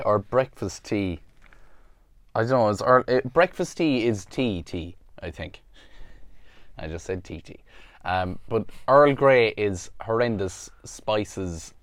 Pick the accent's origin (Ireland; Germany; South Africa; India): Ireland; because I'm Irish, I have, you know, I'm covered insurance-wise, 'cause I'm from here